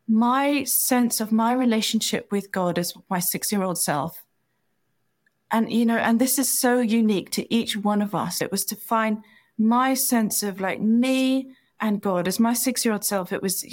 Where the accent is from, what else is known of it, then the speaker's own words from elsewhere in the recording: India; When I was very little, you know, when I was 4, 5, 6, I was growing up in India